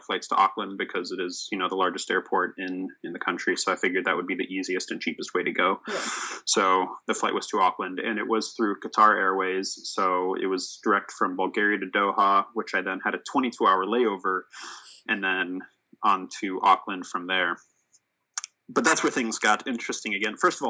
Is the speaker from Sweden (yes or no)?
yes; Sweden; born there; I was born in Sweden for a background there.